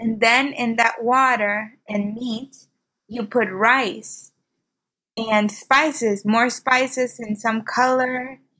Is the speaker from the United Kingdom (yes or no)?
no; Nicaragua; moved away; I grew up in Nicaragua, in a third world country.